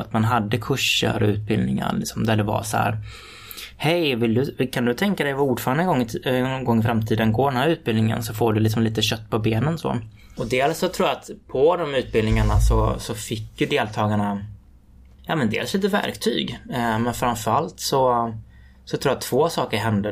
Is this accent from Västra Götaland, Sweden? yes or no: yes; Floda, Västra Götaland, Sweden; Ungdomens nykterhetsförbund hemma i Floda i Lerums kommun